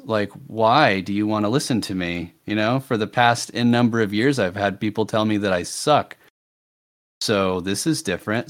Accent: United States; speaking as an American

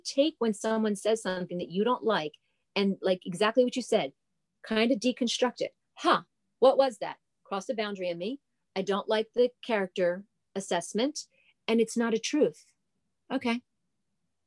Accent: New Jersey, United States; I'm a girl from New Jersey. So an Italian girl from New Jersey.

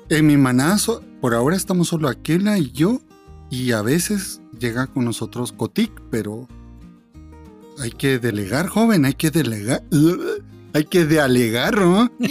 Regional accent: Guatemala; somos guatemaltecos

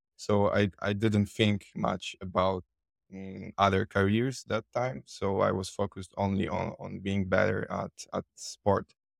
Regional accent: Poland; English is a second language; I'm from Poland

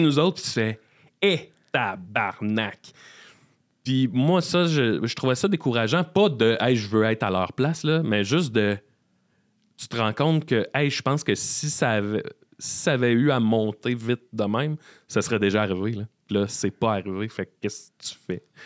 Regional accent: Salaberry-de-Valleyfield, Quebec, Canada; moved away as an adult; also born or lived in Sherbrooke; now in Montreal, Canada; après le cégep, j'ai quitté Valleyfield

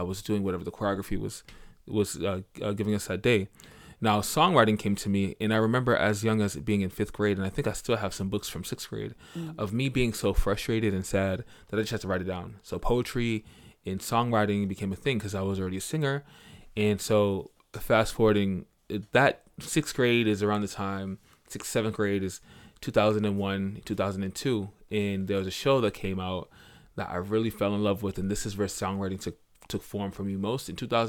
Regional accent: Boston, Massachusetts, United States; I'm from Boston, Caribbean background, and I'm a singer-songwriter.

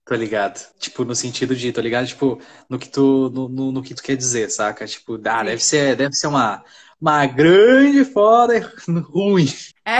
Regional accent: Santa Maria, Brazil; moved away; minha cidade de Santa Maria, uh, eh, Santa Maria pra ter minha cidade natal

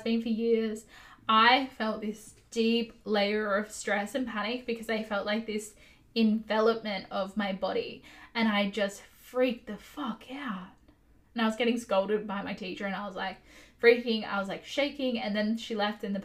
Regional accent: Australia; as an Aussie

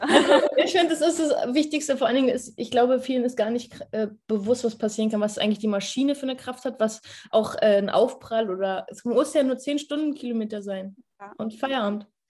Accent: Berlin, Germany; wir haben in ja, Berlin auch ein Lichtenberg, ist ein Bezirk.

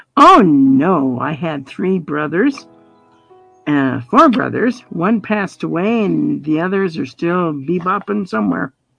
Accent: Colorado, United States; moved away as an adult; also born or lived in Indiana; now in Montana, United States; I was born in Indiana, grew up in Colorado, and moved up here when Jim and I got married

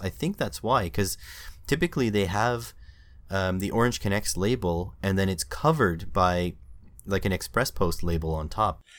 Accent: Canada; being Canadian

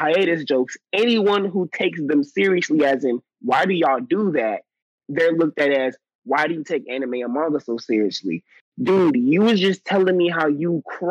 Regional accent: United States; I'm an American

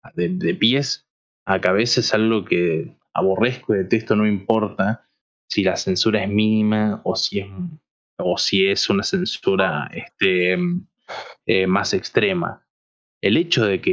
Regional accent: Argentina; siendo argentinos

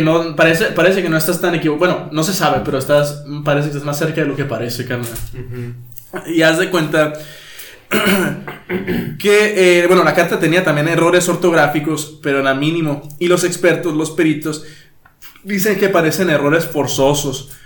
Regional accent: Mexico; como buen mexicano

